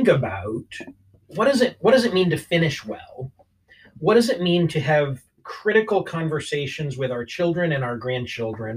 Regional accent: Maine, United States; moved away as an adult; now in Southern California, United States; But I'm originally from Maine, so I'm used to the cold

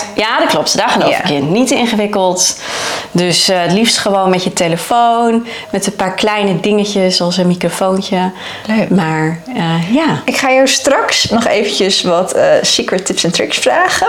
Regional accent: Friesland, Netherlands; moved away as an adult; also born or lived in Leeuwarden; now in Texas, United States; Ik kom uit Friesland, dus ik woon in Leeuwarden heel prima op mijn eigen

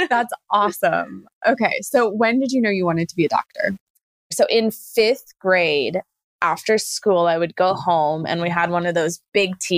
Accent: Fort Bragg, North Carolina, United States; born there; also born or lived in Germany / Virginia / Panama; I was born in North Carolina at Fort Bragg. We let's see traveled spent a couple years in Germany, spent a couple years in a few different places in Virginia, spent a couple years in Panama down in Central America

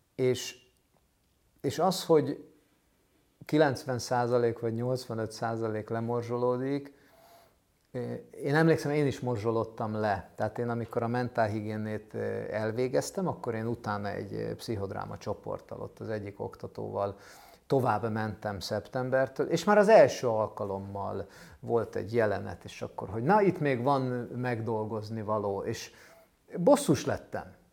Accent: Budapest, Hungary; egy ilyen rózsadombi szociál, kilenc lakásos kockaházban építettek, vagy vettek lakást a szüleim

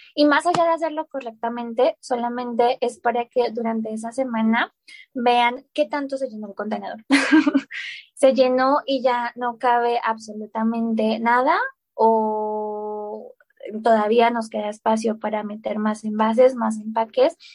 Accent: Colombia; moved away as an adult; now in Mexico; Sí, yo soy colombiana, eh, nací en Colombia, viví en Colombia toda mi vida, pero hace tres años y medio, más o menos, ya casi cuatro años, em, me fui a vivir a México

